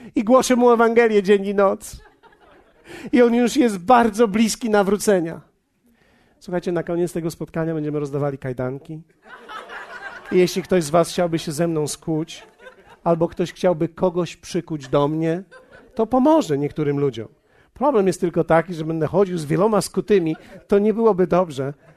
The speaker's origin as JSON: {"language": "Polish", "country": "Poland", "said": "my jesteśmy z Polski"}